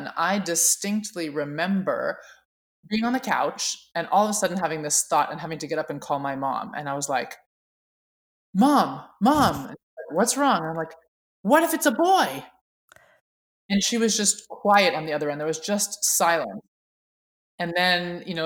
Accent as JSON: {"language": "English", "town": "Oakland", "region": "California", "country": "United States", "tie": "born or raised there", "said": "I was raised in Oakland, California in the 70s, and it was a really exciting time to be growing up there"}